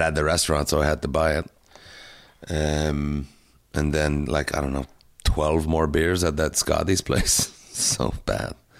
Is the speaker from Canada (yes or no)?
yes; Canada; now in Montreal, Canada; as a Canadian comic and as an ambassador for the Canadian Association of Stand-Up Comic